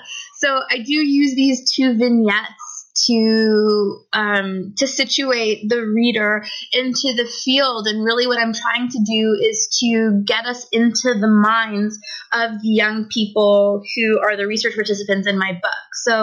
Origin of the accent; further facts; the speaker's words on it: United States; moved away as an adult; now in Toronto, Canada; So I was born in the United States and I grew up there my whole life. But for about the last 4 years, I've been based in Toronto, Canada.